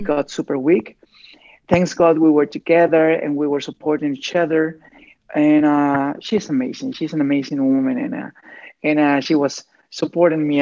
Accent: Veracruz, Mexico; English is a second language; moved away as an adult; also born or lived in Mexico City; I born in Veracruz. Okay. And I grew up in Veracruz, and I was living in Veracruz until I got 20, 21 years old

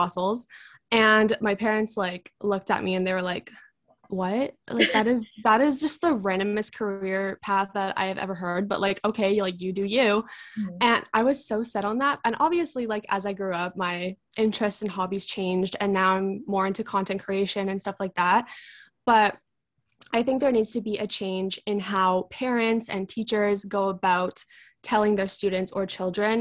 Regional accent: Vancouver, British Columbia, Canada; I am from Vancouver, British Columbia, which is in Canada.

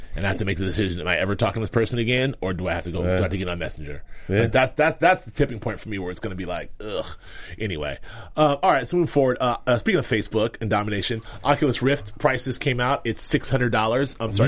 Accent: Dallas, Texas, United States; I'm from Dallas, baby.

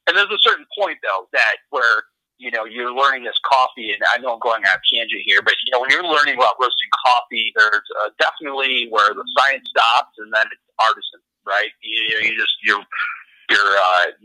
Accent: Traverse City, Michigan, United States; now in Wyoming, United States; when I grew up in northern Michigan, I'm originally from Traverse City, Michigan.

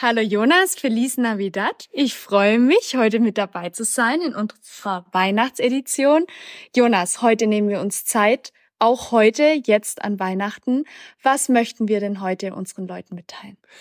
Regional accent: Germany; als Deutsche

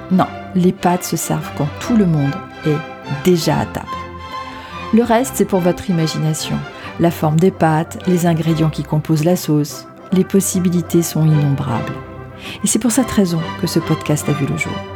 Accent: France; also born or lived in Rome, Italy; je suis française malgré la consonance italienne de mon nom de famille. J'ai passé une partie de mon enfance à Rome

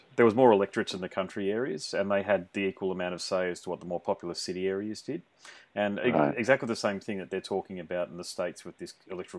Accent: Gold Coast, Queensland, Australia; I'm from the Gold Coast, so I live here and I've seen it go from, you know, I wouldn't say seaside shanty town, but you know what I'm saying. It was certainly just a place where we had a few high rises

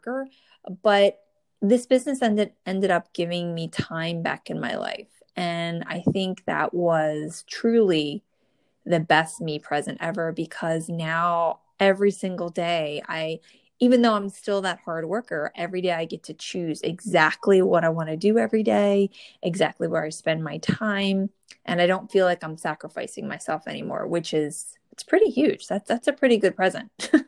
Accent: New Jersey, United States; born or raised there

